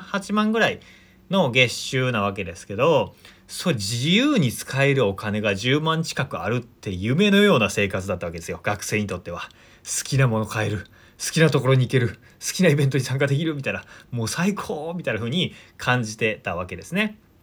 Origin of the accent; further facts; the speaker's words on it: rural Shiga Prefecture, Japan; moved away; 僕、あの、滋賀県のすごく田舎出身なので